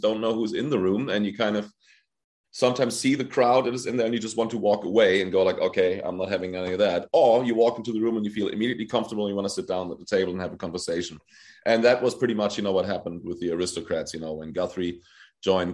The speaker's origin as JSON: {"language": "English", "country": "Germany", "tie": "born or raised there", "said": "I was born in Germany and raised, and my mom is half Polish"}